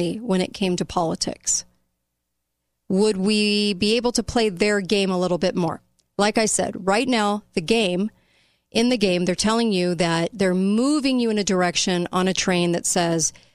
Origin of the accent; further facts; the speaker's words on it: United States; as an American populace